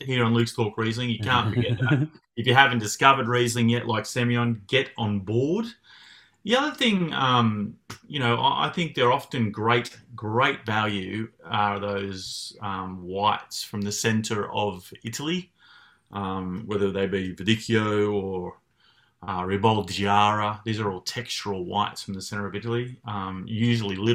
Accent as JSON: {"language": "English", "area": "Hunter Valley", "region": "New South Wales", "country": "Australia", "tie": "born or raised there", "said": "I'm born and raised in the Hunter."}